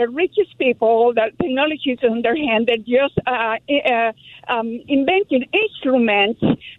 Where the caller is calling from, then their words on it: Los Angeles, California, United States; English is a second language; Hi, from Los Angeles, California.